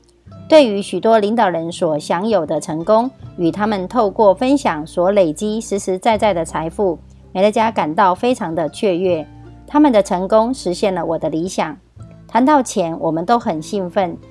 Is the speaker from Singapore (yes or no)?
no; Miaoli County, Taiwan